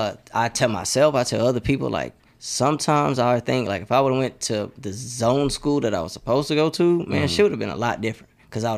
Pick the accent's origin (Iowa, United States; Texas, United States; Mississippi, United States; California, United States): Texas, United States; Houston; so I grew up in a neighborhood called Farm Meadow. I went to Welch Middle School. I was zoned to Westbury, but I ended up going to Westside High School.